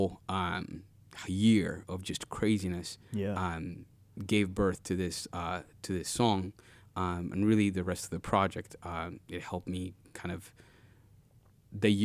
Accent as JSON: {"language": "English", "country": "Uganda", "tie": "born or raised there", "moved": "yes", "lives_now": "Kenosha, United States", "said": "growing up in Uganda, every time we were naughty in class"}